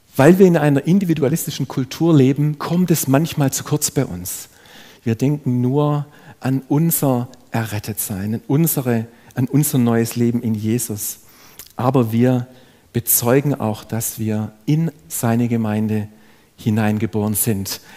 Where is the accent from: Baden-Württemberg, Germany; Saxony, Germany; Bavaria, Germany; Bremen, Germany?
Baden-Württemberg, Germany; Ludwigsburg; Ich bin selber in eine, in eine schwäbische Familie hineingeboren worden. Ich habe einen jüngeren Bruder. Ich bin in Ludwigsburg aufgewachsen